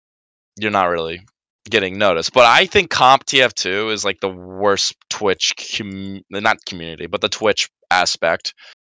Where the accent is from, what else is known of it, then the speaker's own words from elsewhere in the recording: United Kingdom; British, you know, being British people, and it's fun, you know.